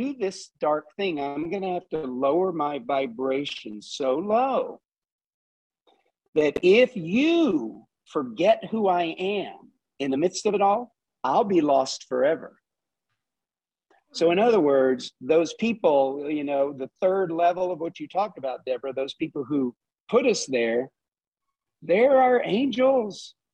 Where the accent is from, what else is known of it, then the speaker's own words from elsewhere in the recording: Southeast Texas, United States; I grew up in Southeast Texas.